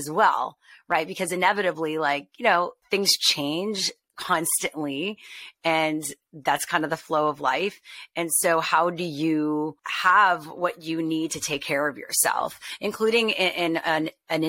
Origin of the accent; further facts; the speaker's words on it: Montreal, Quebec, Canada; I'm from Montreal. So my first internship was Just for Laughs.